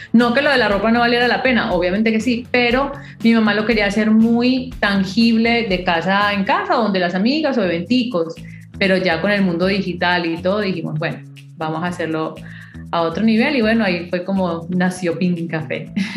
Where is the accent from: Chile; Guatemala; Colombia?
Colombia; moved away; soy colombiana, obviamente, con mis raíces así muy cafeteras